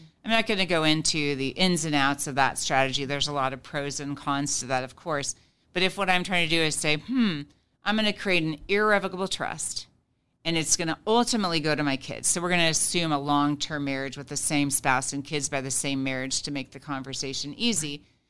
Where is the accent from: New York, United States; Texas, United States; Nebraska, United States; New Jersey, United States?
Nebraska, United States; So in some states, again, my home state of Nebraska is not super protective of a single member LLC.